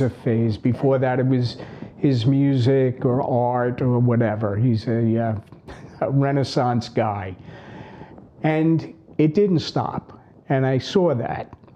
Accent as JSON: {"language": "English", "area": "Long Island", "region": "New York", "country": "United States", "tie": "born or raised there", "said": "typical brothers growing up on Long Island."}